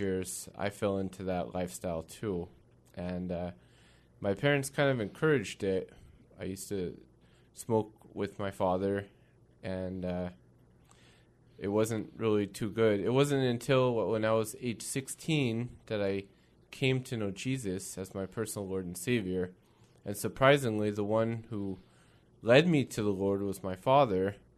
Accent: Kirkland, Washington, United States; also born or lived in Renton, Washington; I'm a Northwest boy. Grew up in, uh, Kirkland, Washington most of my life

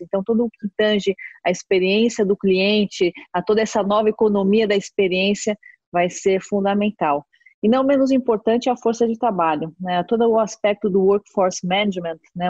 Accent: Brazil; como brasileiro

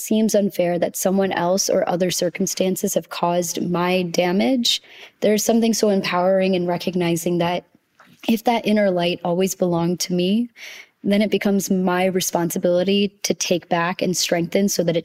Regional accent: United States; as an Indian child raised in the States with immigrant parents

